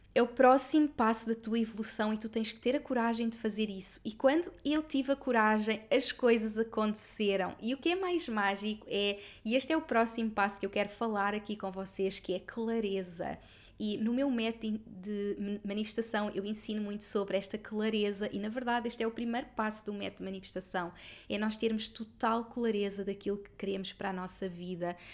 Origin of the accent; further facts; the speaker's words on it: Lisbon area, Portugal; nesta zona onde eu sempre vivi, porque eu sempre vivi na mesma zona. Esta casa é tipo a dois minutos da casa dos meus pais